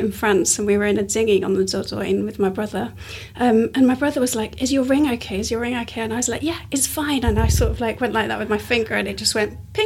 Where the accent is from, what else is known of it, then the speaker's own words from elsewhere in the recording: Yorkshire and the Humber, United Kingdom; moved away as an adult; now in London, United Kingdom; I grew up in Yorkshire